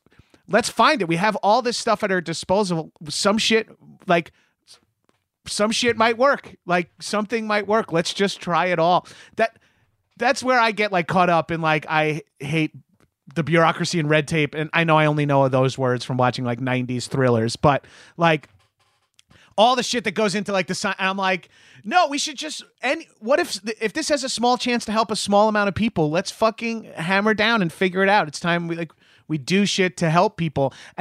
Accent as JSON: {"language": "English", "town": "Long Island", "region": "New York", "country": "United States", "said": "I'm from Long Island, New York, which is, you know, pretty heavy in the opiates world."}